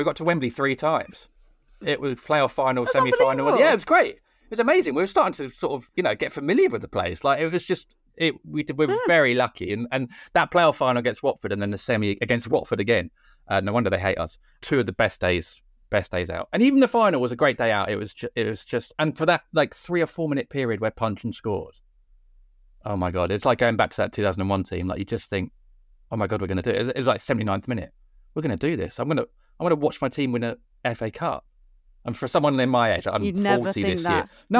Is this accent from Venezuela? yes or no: no; Cork, Munster, Ireland; accent: Cork; as a proud Irishman, which I'm sure you can tell from my thick Cork accent